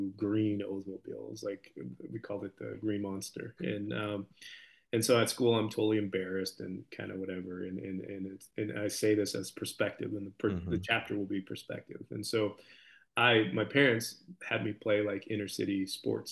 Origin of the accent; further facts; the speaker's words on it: Camarillo, California, United States; I'm from Camarillo, and it's a very kind of affluent area